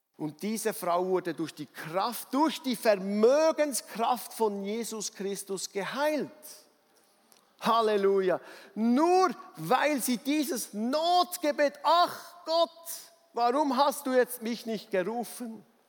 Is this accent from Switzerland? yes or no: yes; Bernese Oberland, Switzerland; ich als Berner Oberländer